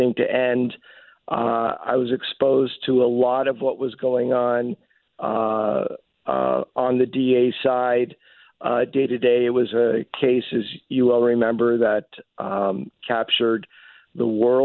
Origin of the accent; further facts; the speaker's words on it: Montreal, Quebec, Canada; moved away as an adult; now in Los Angeles, United States; I was born and raised in Montreal and lived there for approximately 19, 20 years before I came out to LA to go to law school